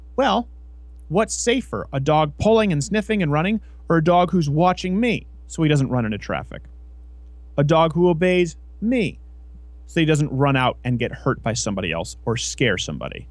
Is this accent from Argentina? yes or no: no; Saint-Lambert, Quebec, Canada; moved away as an adult; also born or lived in New York City; I was raised in St. Lambert, the last street before you cross into Villemoyne, which was pretty lower class.